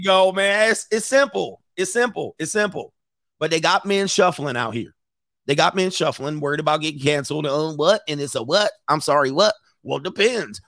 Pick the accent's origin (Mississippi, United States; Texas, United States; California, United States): California, United States; I'm from California.